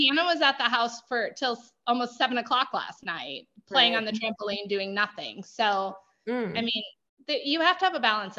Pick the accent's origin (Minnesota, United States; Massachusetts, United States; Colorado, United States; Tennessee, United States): Minnesota, United States; Minnesota. And I did go to public school.